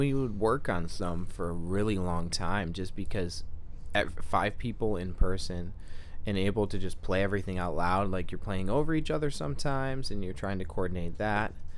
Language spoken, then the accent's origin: English; Freeland, Michigan, United States; also born or lived in Saginaw, Michigan; I'm from the great city of Freeland, Michigan